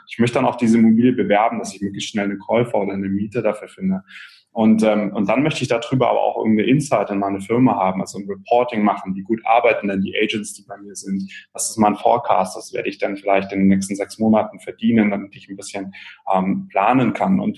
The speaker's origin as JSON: {"language": "German", "town": "Munich", "region": "Bavaria", "country": "Germany", "said": "bin ich ein Münchner"}